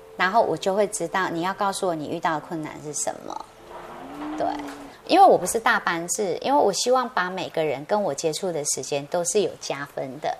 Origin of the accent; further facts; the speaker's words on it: Taiwan; 我们台湾人很可爱